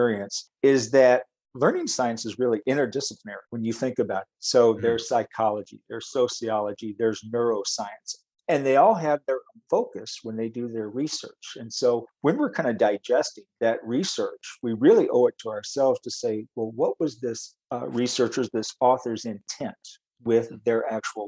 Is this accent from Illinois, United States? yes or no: no; Texas, United States; also born or lived in upstate New York; now in Wisconsin, United States; I grew up in Texas and met my wife, ironically, in upstate New York, and followed her back to Wisconsin.